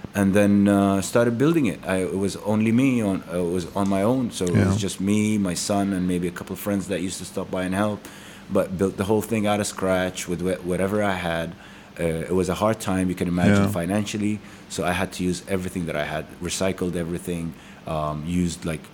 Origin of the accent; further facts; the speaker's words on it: Dubai, United Arab Emirates; moved away as an adult; also born or lived in United States / Manama, Bahrain; now in Bahrain; I used to live in like my family lived in Dubai. I grew up in Dubai.